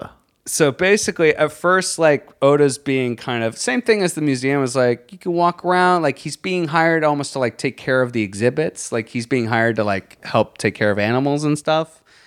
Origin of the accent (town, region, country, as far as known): Virginia, United States